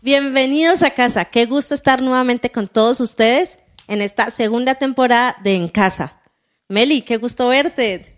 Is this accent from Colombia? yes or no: yes; Cali, Valle del Cauca, Colombia; yo soy caleña